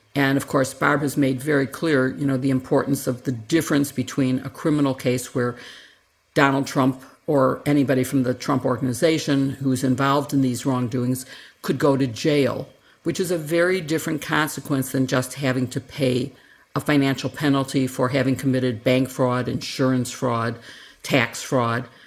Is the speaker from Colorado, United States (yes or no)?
no; Chicago, Illinois, United States; in my hometown in Chicago